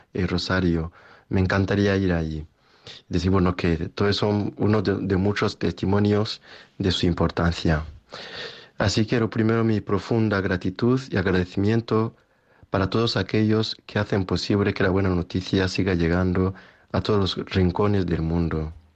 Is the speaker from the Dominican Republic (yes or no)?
no; Rwanda; now in Spain; de Ruanda